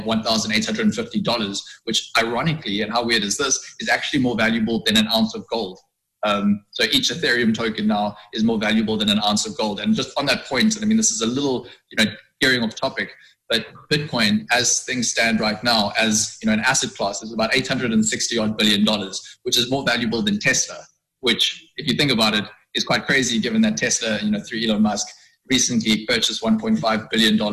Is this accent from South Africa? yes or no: yes; South Africa; as a South African